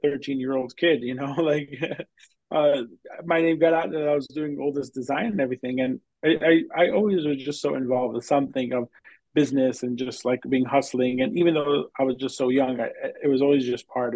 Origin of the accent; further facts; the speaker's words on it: Long Island, New York, United States; I am a New York guy. I grew up in Long Island